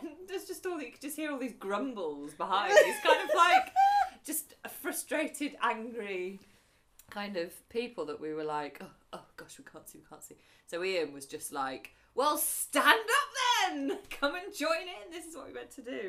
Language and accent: English; England, United Kingdom; I hate being English at a gig